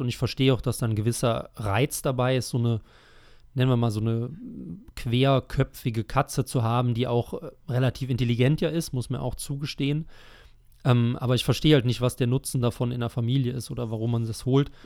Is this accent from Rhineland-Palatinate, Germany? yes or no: yes; Rhineland-Palatinate, Germany; meiner Heimat